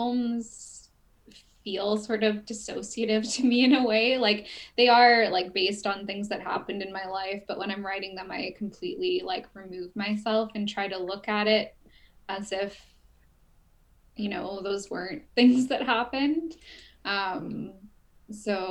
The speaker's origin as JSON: {"language": "English", "town": "Prince George", "region": "British Columbia", "country": "Canada", "tie": "born or raised there", "also_born_or_lived": "Kelowna", "moved": "as an adult", "said": "I grew up until I moved to Kelowna. I lived in Prince George"}